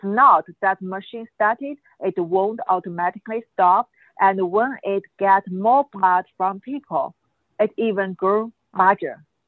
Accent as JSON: {"language": "English", "country": "China", "tie": "born or raised there", "also_born_or_lived": "Hong Kong", "moved": "as an adult", "said": "I'm from mainland China. I grew up there. I spent over 30 years there."}